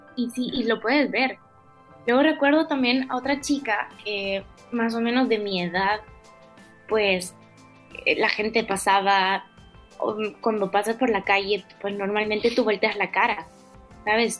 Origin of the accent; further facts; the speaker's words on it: El Salvador; moved away as an adult; now in Madrid, Spain; soy salvadoreña, como ya lo dijiste. Llevo aquí viviendo desde septiembre